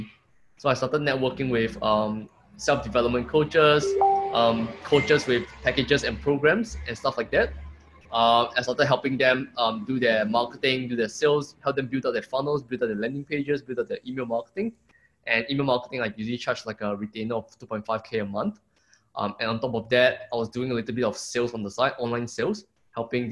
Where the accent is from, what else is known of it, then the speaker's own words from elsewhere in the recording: Singapore; moved away as an adult; also born or lived in Melbourne, Australia / Brisbane, Australia; now in Gold Coast, Australia; I'm from Singapore, but now I'm living in Australia